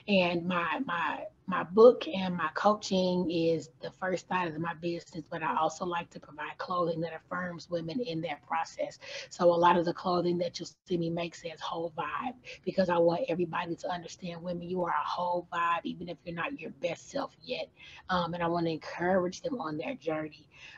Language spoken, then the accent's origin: English; St. Louis, Missouri, United States; moved away as an adult; now in Louisville, United States; I was born and raised in St. Louis, Missouri. Mm. I relocated to Louisville, Kentucky around 2012. I got married and I've been here since 2012.